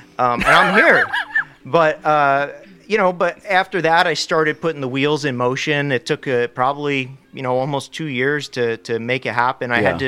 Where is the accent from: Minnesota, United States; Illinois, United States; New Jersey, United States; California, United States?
New Jersey, United States; moved away as an adult; also born or lived in Rochester, New York / Clearwater, Florida / Philadelphia / Portland; now in Hawaii, United States; I grew up in New Jersey, lived there for 18 years.